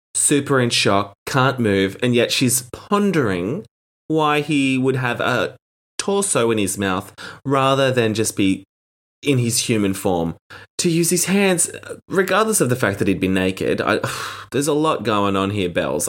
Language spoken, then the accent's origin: English; Australia; as an Australian